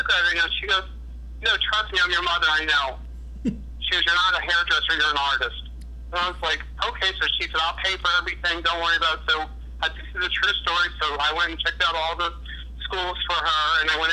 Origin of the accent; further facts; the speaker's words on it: Wilmington, Delaware, United States; I'm originally from Wilmington, Delaware. I was born and raised there